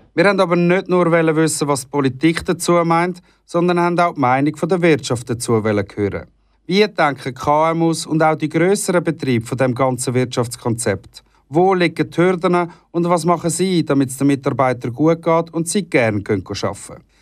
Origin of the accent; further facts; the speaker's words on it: Switzerland; bei uns in der Schweiz